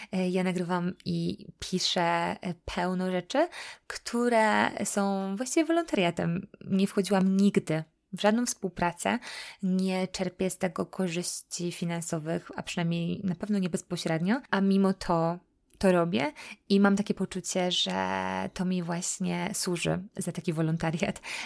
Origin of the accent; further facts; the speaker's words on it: Poland; now in United States; jesteśmy Polakami, że jesteśmy z Europy